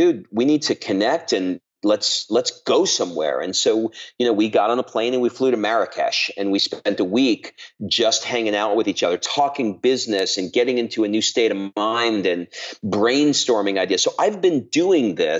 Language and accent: English; New York City, New York, United States; I grew up in Queens, New York.